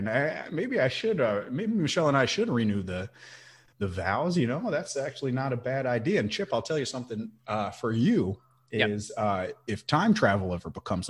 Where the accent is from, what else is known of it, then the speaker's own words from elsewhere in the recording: Hawaii, United States; also born or lived in Chicago / Washington, D.C.; So, if I'm back in Hawaii, my hometown, it's gotta be juicy fruit, on that beach.